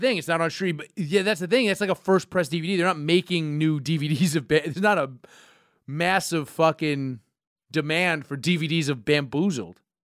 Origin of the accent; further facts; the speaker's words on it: New York, United States; growing up in New York